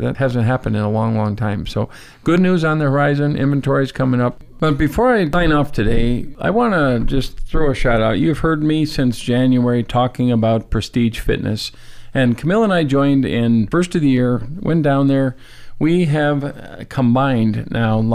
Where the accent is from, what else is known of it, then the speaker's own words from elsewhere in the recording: North Dakota, United States; moved away; I grew up in North Dakota.